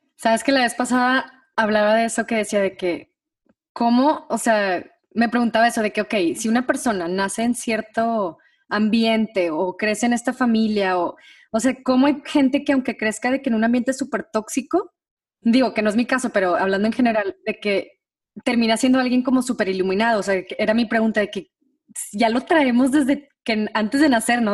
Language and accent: Spanish; Monterrey, Nuevo León, Mexico; moved away; las dos somos de Monterrey